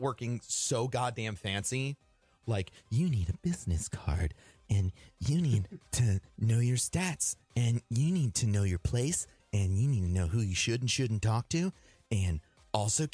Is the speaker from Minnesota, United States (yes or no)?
no; St. Louis, Missouri, United States; moved away; I'm originally from St. Louis